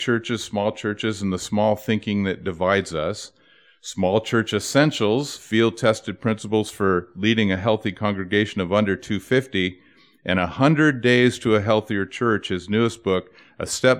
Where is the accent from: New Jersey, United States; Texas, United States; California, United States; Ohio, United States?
California, United States; Tustin; very close to where I grew up in Tustin.